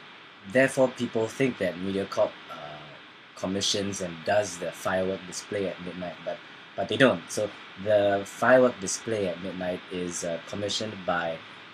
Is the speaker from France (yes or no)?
no; Singapore; our experience of being Singaporean.